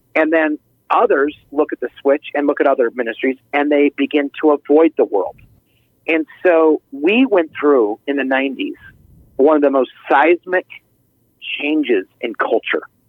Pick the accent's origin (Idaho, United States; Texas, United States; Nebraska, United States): Idaho, United States; moved away; I grew up in Idaho